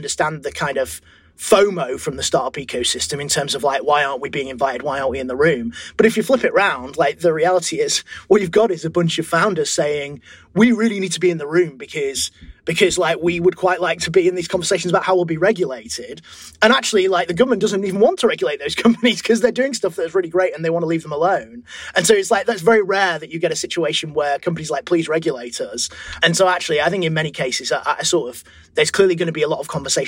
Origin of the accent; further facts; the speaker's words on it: Leeds, Yorkshire and the Humber, United Kingdom; I'm from Leeds